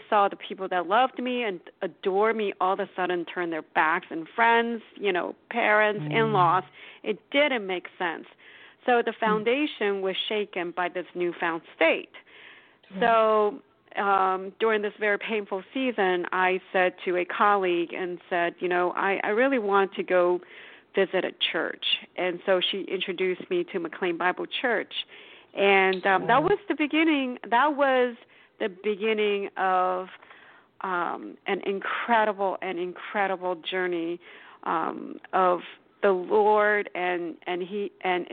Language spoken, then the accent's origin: English; Taiwan; moved away; I was born and raised in Taiwan